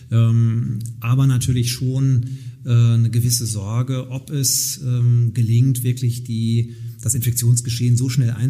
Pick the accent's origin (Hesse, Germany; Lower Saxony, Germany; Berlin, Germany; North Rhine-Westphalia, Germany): North Rhine-Westphalia, Germany; Nottuln; als Ratsmitglied in meiner Heimatgemeinde in Nottuln.